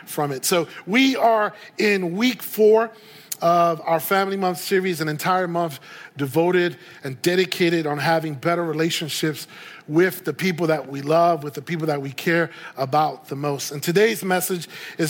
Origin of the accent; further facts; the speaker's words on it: New York City, New York, United States; moved away as an adult; also born or lived in Puerto Rico; now in Santa Clarita, United States; I was born and raised in New York City